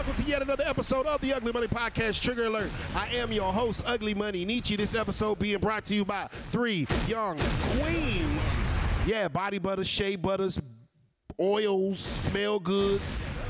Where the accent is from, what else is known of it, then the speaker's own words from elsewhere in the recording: Virginia, United States; I'm from Virginia.